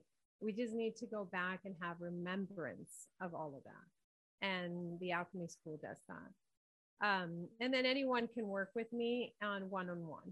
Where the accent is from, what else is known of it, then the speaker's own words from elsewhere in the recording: Dominican Republic; I'm from Quisqueya, which is known as the Dominican Republic.